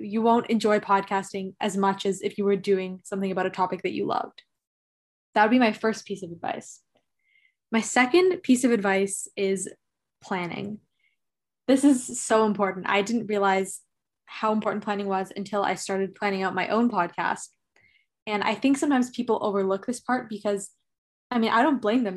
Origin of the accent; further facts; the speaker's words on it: Toronto, Ontario, Canada; I'm from Toronto, Canada